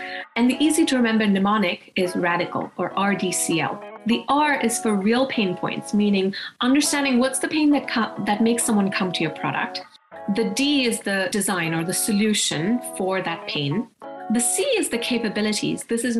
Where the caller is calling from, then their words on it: Boston, Massachusetts, United States; I'm here from Boston.